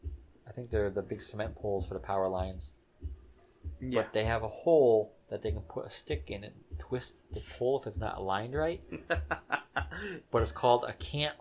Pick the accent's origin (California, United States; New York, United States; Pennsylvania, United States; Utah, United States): New York, United States; upstate; accent: New York; moved away as an adult; now in Florida, United States; I am from New York. I spent 30 years of my life in New York